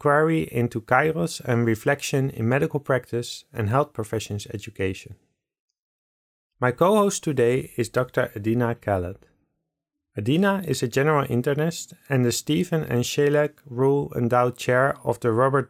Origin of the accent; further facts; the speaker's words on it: Netherlands; I'm a Dutch person in Holland